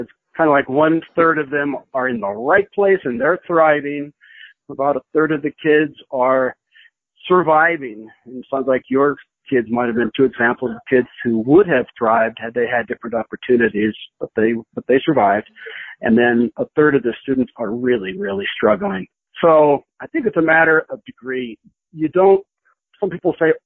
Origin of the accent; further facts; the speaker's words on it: Boulder, Colorado, United States; I grew up in the Boulder area